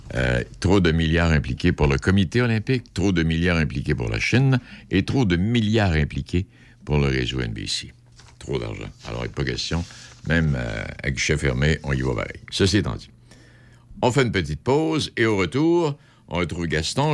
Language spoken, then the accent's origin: French; Rimouski, Quebec, Canada; chez nous à Rimouski